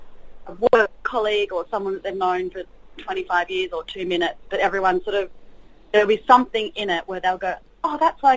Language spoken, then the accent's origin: English; New South Wales, Australia; because Grace and I are both from, like, outside, we're not from Sydney, we both come from outside of Sydney